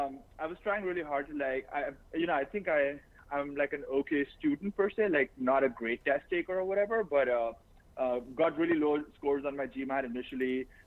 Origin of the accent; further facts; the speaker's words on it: India; moved away as an adult; now in United States; Born and raised in India, went to an Irish Catholic school, you know, pretty conservative over there. I come from a humble background.